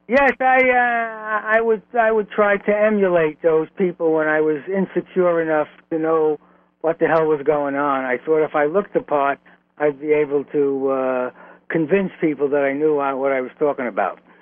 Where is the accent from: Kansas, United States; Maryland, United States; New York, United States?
New York, United States; New York City; also born or lived in Flatbush, Brooklyn; the apartment in Flatbush, even though we were raised in Williamsburg